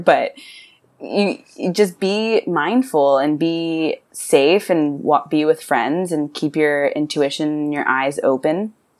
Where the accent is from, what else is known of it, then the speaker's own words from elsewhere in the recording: Texas, United States; I'm from Texas and I'm in Texas.